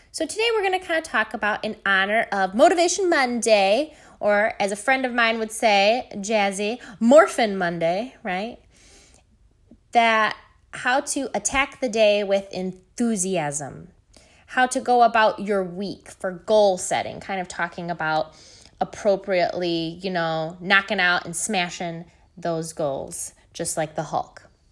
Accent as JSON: {"language": "English", "region": "Michigan", "country": "United States", "tie": "born or raised there", "said": "Michigan, my home state"}